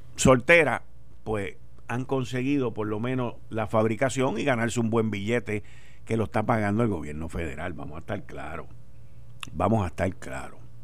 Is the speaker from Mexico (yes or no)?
no; Puerto Rico